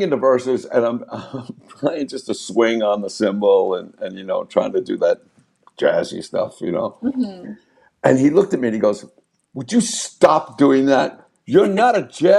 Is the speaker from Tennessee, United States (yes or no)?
no; Long Island, New York, United States; growing up on Long Island